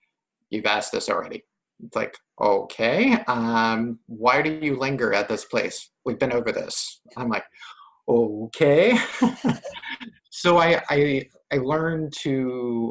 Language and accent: English; hometown with Horn Harbor, Virginia, United States; other places in my hometown